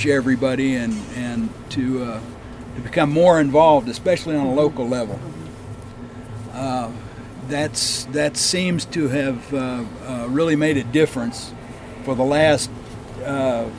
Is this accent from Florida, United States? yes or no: no; Oklahoma, United States; when I grew up in Oklahoma